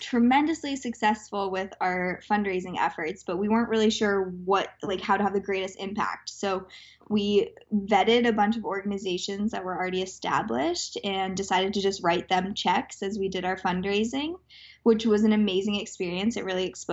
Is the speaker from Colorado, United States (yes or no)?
yes; Aspen, Colorado, United States; I grew up in Aspen, Colorado